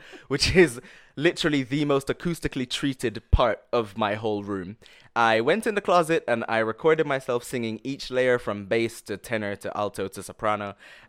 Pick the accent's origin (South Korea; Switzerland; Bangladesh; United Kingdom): United Kingdom; London; also born or lived in Jamaica; just this little kid growing up in London and Jamaica just coming out and doing this